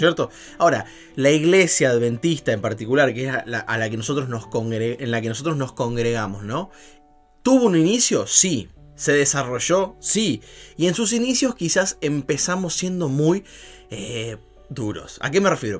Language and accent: Spanish; Buenos Aires, Argentina; moved away; mis compañeros porteños, porque me encanta, soy de allá de Buenos Aires